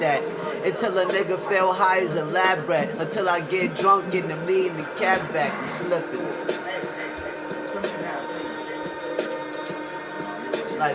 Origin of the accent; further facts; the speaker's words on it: Boston, Massachusetts, United States; I was born in Beth Israel Hospital.